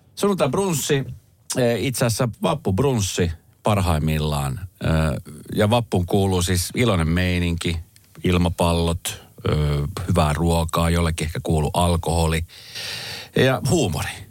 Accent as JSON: {"language": "Finnish", "country": "Colombia", "moved": "yes", "lives_now": "Finland", "said": "Kolumbiasta, mm. mistä mm. mä oon kotoisin"}